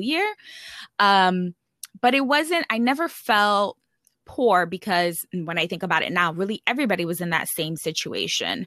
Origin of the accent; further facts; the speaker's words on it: New York City, New York, United States; moved away as an adult; also born or lived in California; I grew up in the Bronx and it's one of the poorest boroughs. Actually, it is the poorest borough in New York City